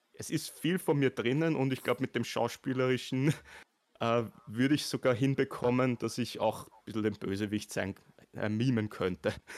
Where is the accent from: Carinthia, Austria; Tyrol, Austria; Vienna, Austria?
Vienna, Austria; Ich bin ein ah. echter Wiener